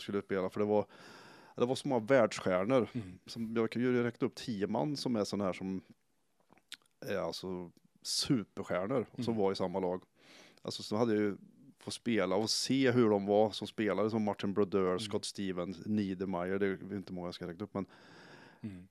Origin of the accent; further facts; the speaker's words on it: Karlskoga, Örebro County, Sweden; gå klart skolan och hemma i Karlskoga